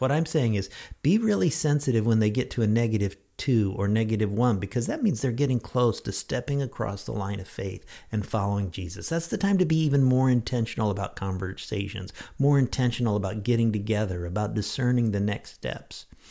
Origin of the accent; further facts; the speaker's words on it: Lincoln, Illinois, United States; when I was in high school, President Gerald Ford made a brief stop at my hometown, Little Lincoln, Illinois